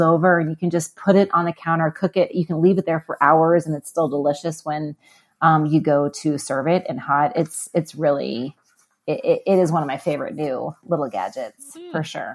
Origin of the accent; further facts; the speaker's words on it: Midwest, United States; I grew up in the Midwest